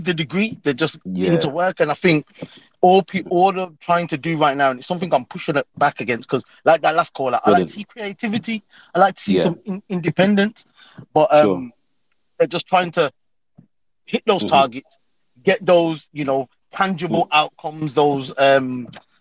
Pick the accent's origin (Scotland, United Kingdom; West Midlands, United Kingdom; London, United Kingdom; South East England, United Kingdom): West Midlands, United Kingdom; Birmingham; accent: Brummie; Brummy. Man, of course, man. Born and bred